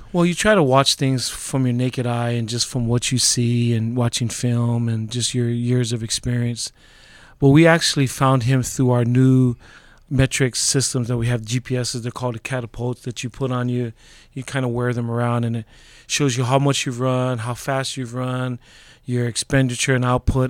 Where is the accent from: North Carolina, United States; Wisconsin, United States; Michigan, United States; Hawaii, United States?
Hawaii, United States; Laie; moved away; also born or lived in Honolulu, Hawaii; I grew up in Hawaii. It was the last place that my dad was stationed at.